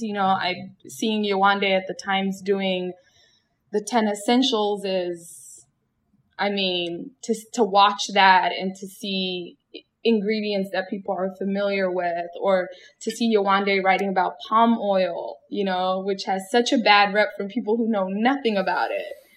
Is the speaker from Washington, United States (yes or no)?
yes; Seattle, Washington, United States; born or raised there